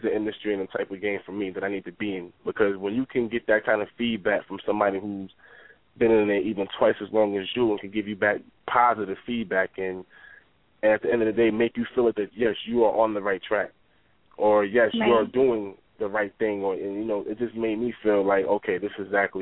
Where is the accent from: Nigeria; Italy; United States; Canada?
United States; Mount Vernon, New York; being in a small community growing up in Mount Vernon